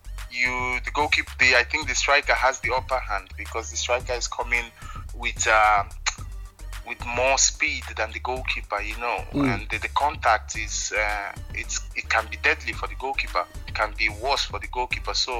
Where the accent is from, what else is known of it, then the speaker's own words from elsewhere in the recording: Nigeria; moved away; I was still in Nigeria